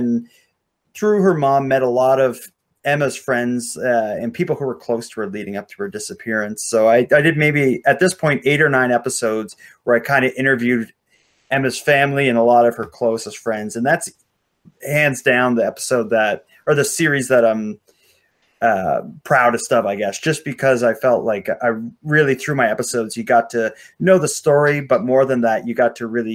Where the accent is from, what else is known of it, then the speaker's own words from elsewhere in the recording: Sydney, Nova Scotia, Canada; a story from my hometown